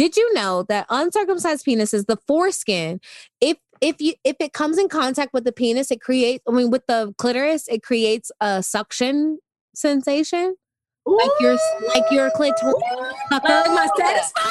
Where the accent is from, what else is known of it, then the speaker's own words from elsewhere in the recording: United States; I'm such an American